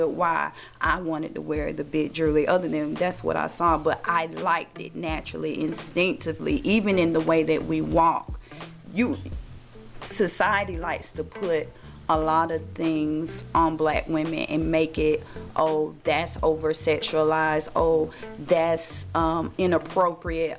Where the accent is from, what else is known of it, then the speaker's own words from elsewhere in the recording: United States; being born and raised in America